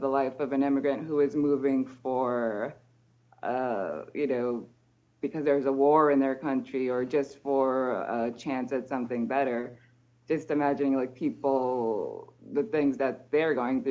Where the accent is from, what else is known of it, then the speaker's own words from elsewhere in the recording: United States; moved away as an adult; now in Martinique; it's also hard for me to think of myself as an immigrant because we're conditioned not to think of ourselves as immigrants, especially as Americans